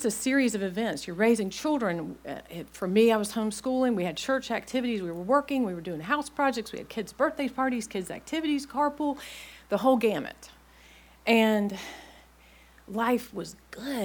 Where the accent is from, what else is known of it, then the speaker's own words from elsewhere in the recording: Blacksburg, Virginia, United States; moved away as an adult; also born or lived in Clemson, South Carolina / Norfolk, Virginia; I grew up in Blacksburg, Virginia